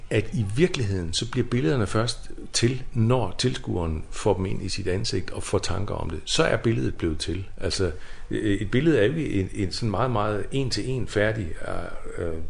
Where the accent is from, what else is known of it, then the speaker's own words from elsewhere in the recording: Kvívík, Faroe Islands; born there; og jeg synes bare, Kvøvøk, det, det er jo bare min fødeby.